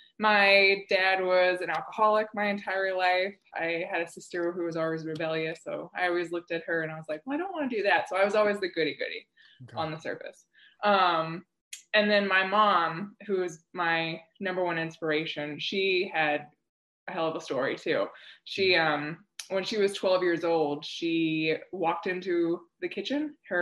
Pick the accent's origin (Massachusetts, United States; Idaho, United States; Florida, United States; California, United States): Florida, United States; moved away as an adult; also born or lived in Chicago, Illinois; now in Scottsdale, United States; I was born and raised in Florida.